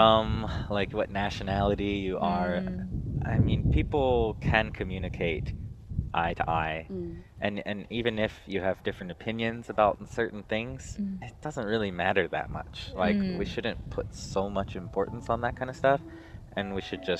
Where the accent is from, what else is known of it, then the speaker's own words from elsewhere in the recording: United States; moved away as an adult; now in China; I'm American, but my father's French. And, you know, I grew up in kind of a European culture family in America